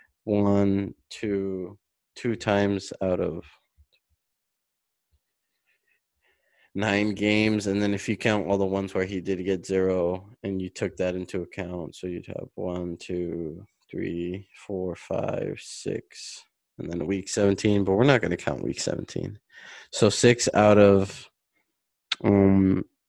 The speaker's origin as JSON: {"language": "English", "area": "Bay Area", "region": "California", "country": "United States", "said": "I'm from the Bay Area"}